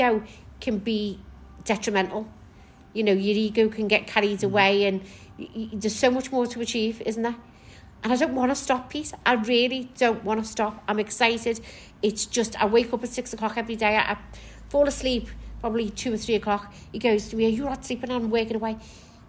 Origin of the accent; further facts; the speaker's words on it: Kirkby, North West England, United Kingdom; also born or lived in Maghull; now in Liverpool, United Kingdom; Originally, from Kirby. I was raised in Kirby